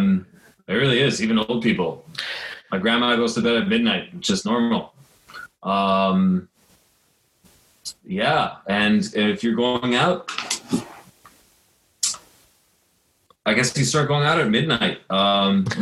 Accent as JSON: {"language": "English", "country": "United States", "tie": "born or raised there", "also_born_or_lived": "Los Angeles, California", "said": "I grew up right outside of New York"}